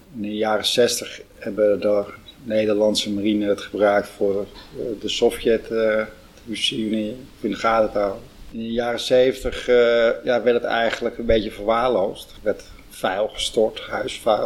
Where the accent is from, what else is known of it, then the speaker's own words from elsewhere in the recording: Huisduinen, North Holland, Netherlands; ik ben geboren in Huisduinen